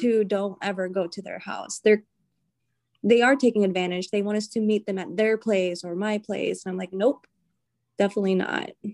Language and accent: English; the South, United States; moved away as an adult; now in New England, United States; I'm from the South